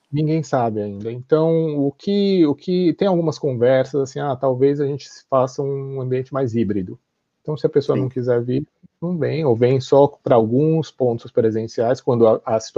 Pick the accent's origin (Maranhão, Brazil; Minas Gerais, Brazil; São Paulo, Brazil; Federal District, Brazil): São Paulo, Brazil; Uh, cresci no Brasil, em São Paulo, e então eu falava assim, nossa, mas o que será que um, um garoto do Japão faz